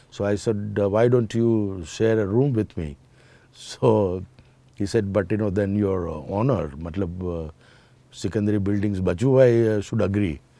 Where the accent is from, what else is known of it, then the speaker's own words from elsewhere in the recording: Rajkot, Gujarat, India; English is a second language; now in Mumbai, India; Saurashtra to Mumbai. That you know gave me so much of you know advantage and confidence because when I came from Rajkot, I didn't know a word of you know Hindi.